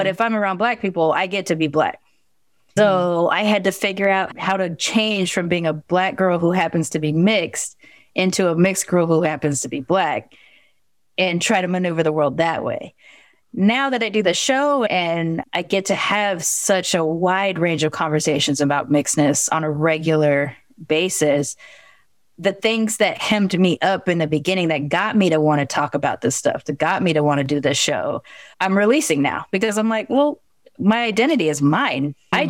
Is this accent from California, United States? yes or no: yes; Long Beach, California, United States; also born or lived in Sacramento; Because I grew up in Long Beach and in Sacramento too, but in Long Beach is where my personality is formed. And so it was a very Black and Mexican area that I grew up in.